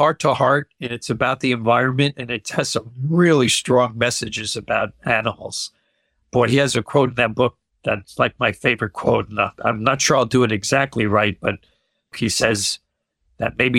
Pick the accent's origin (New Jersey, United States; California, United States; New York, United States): New Jersey, United States; I'm from New Jersey